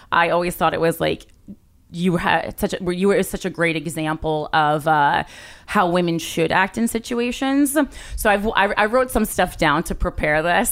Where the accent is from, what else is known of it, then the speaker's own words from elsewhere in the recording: New Jersey, United States; I am from New Jersey